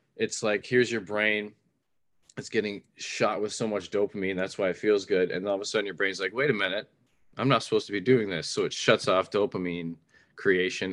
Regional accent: Ontario, Canada; I'm a Canadian. I lived in Canada my whole life. I only recently traveled outside of Ontario in Canada

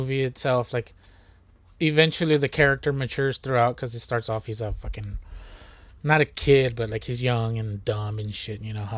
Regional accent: United States; Of course I'm not going to understand it as an American.

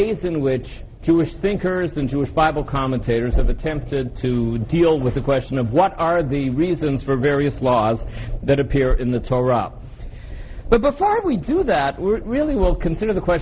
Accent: Canada; I come from Canada

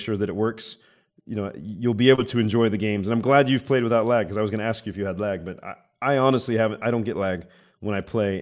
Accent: Arizona, United States; I'm from Arizona where everybody has guns, I think, in America

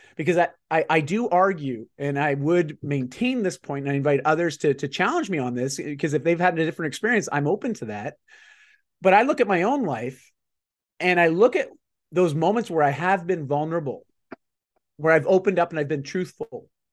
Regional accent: Canada; I'm just Canadian

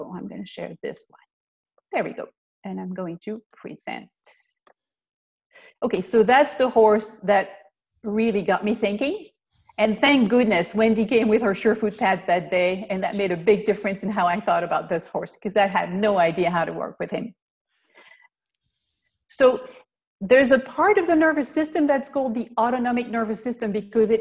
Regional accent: Belgium; moved away as an adult; now in United States; I'm originally from Belgium, so I'm not from the US.

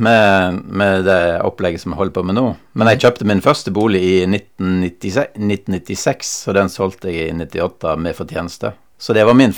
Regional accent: Western Norway, Norway; now in Skien, Norway; jeg kommer jo fra Vestlandet.

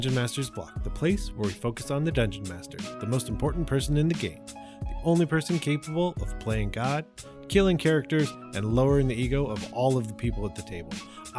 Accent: Canada; And yes, I am Canadian.

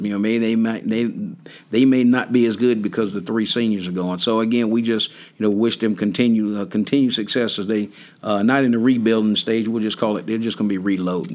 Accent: North Carolina, United States; me growing up in North Carolina.

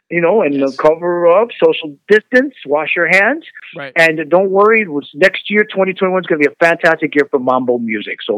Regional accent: New York City, New York, United States; I'm born and raised in New York City in Spanish

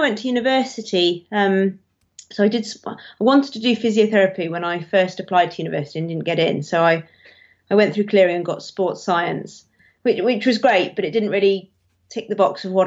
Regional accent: Devon, South West England, United Kingdom; moved away as an adult; also born or lived in Somerset; I grew up in Devon, Somerset and Devon, really, but mainly Devon.

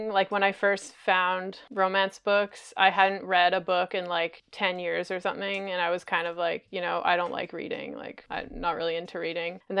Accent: Montreal, Quebec, Canada; I'm from Montreal, which is kind of like the home of circus.

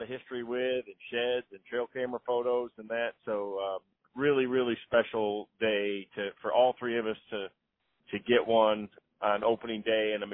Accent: Southwest Michigan, United States; I grew up in Southwest Michigan

